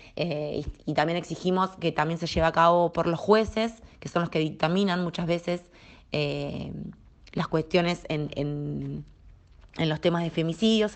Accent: Argentina; also born or lived in La Plata, Buenos Aires; soy argentina, vivo en la ciudad de La Plata, que es la capital de la provincia de Buenos Aires

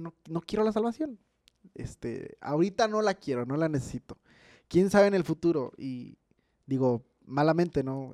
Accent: Mexico; como mexicanos

